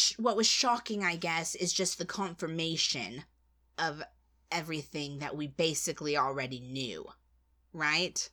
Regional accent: United States; I'm American

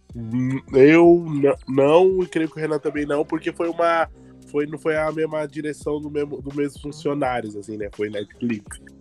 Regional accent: São Paulo, Brazil; comecei a voltar para mais para minha quebrada, por exemplo, Capo Redondo, que é da onde eu vim

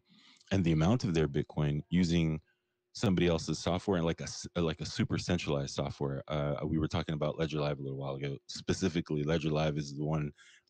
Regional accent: Pakistan; You can call me … if you want. I'm actually Pakistani.

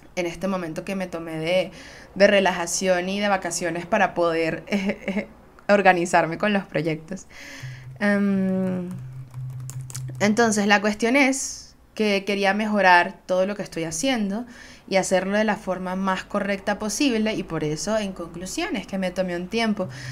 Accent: Venezuela; yo soy una jeva de Venezuela, puedo ser veneca muy, muy fácilmente

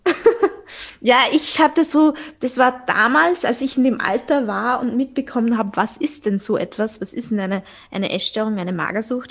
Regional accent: Austria; accent: Viennese; ich bin aus Österreich, also falls mein Dialekt äh, euch ein bisschen verwirrt.

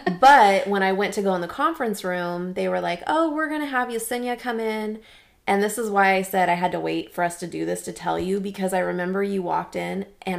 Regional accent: Clovis, United States; I was born and raised in Clovis

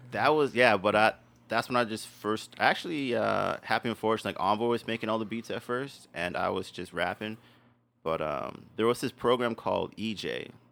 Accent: Winnipeg, Manitoba, Canada; I had elementary in Winnipeg

